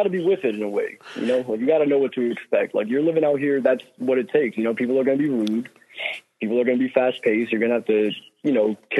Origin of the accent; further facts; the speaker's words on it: Hartford, Connecticut, United States; now in New York, United States; I'm not originally from New York. I'm from Hartford, Connecticut